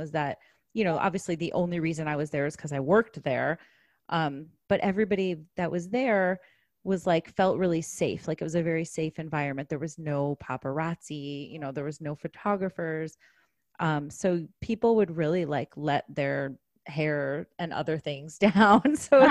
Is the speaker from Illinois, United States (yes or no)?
yes; Chicago, Illinois, United States; I'm from Chicago.